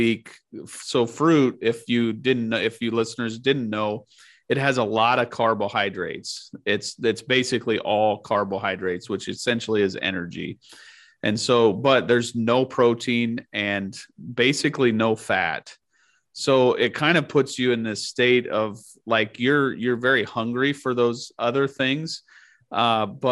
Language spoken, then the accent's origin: English; Nebraska, United States; growing up in Nebraska